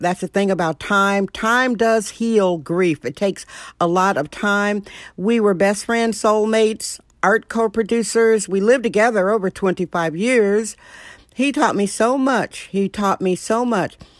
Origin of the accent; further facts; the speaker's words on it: Milwaukee, Wisconsin, United States; I'm a gung-ho chick, born and raised in Milwaukee, Wisconsin